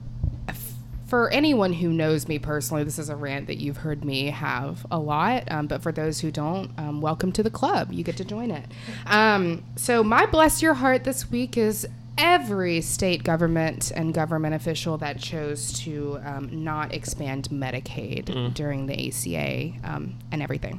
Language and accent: English; Alabama, United States; my home state of Alabama